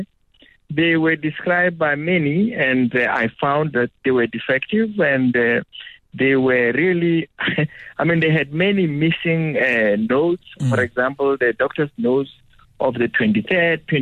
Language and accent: English; Capricorn District, Limpopo, South Africa; I come from that part of the world.